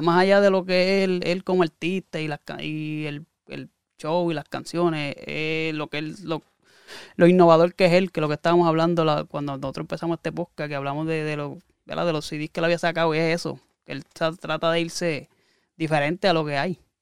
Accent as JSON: {"language": "Spanish", "country": "Puerto Rico"}